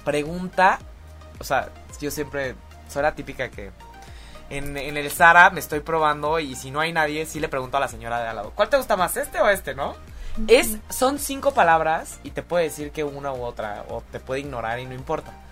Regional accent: Mexico; somos chismosísimos los mexicanos

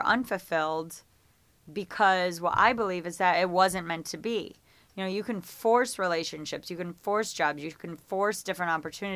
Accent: Geneva, New York, United States; moved away as an adult; now in Los Angeles, United States; I thought I would live in my hometown in upstate New York, a little town called Geneva, New York.

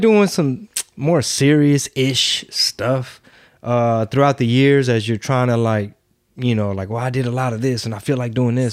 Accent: Houston, Texas, United States; I was born in Houston

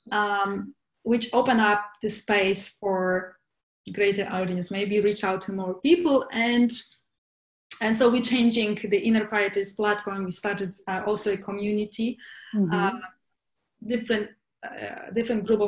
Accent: Poland; moved away as an adult; also born or lived in London, United Kingdom; now in Barcelona, Spain; And I'm originally from Poland. I was born in Poland, and where I spent most of my life.

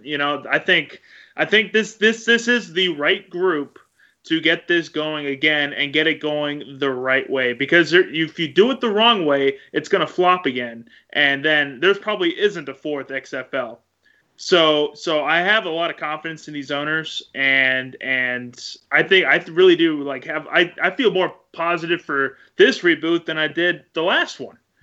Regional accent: Arlington, Texas, United States; moved away as an adult; also born or lived in Wisconsin; now in Oklahoma, United States; growing up in Arlington, growing up near Cowboys Stadium

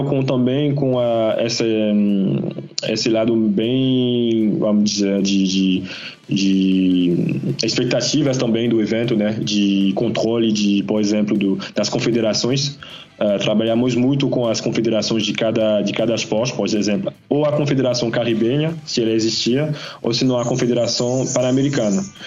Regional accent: Guadeloupe; eu sou de Guadalupe

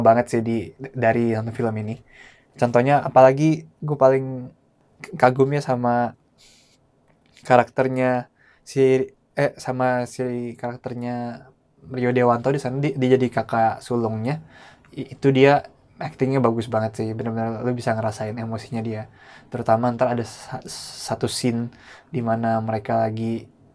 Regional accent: Indonesia; orang Indo keturunan Tionghoa

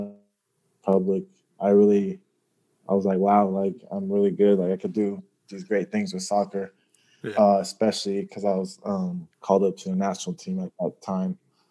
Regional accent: Sacramento, California, United States; been on like 5-6 clubs growing up, on like the Sacramento area where I was born

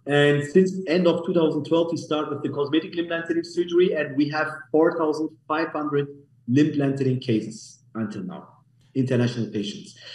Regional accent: Munich, Bavaria, Germany; English is a second language; moved away as an adult; now in Istanbul, Turkey; I was born in Germany, by the way, in Munich. I'm from Munich, as, as Germany, Germany, Munich originally.

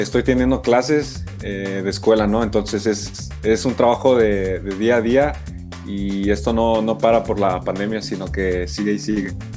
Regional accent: Mexico; tenemos muchas cualidades también nosotros como mexicanos

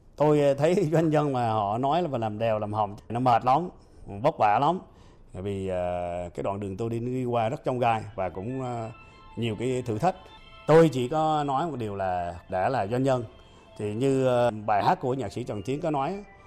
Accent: Phu Yen, Vietnam; sinh ra và lớn lên ở Phú Yên

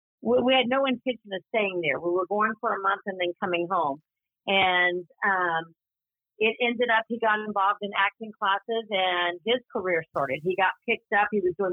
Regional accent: Louisiana, United States; accent: twang; also born or lived in Tyler, Texas / Austin, Texas; now in Texas, United States; born in Louisiana. And I went to college in Tyler, Texas. And then when I married, I lived in Austin, Texas. And we are currently living back in Texas. So I think when I'm around people with a twang, it just comes back naturally.

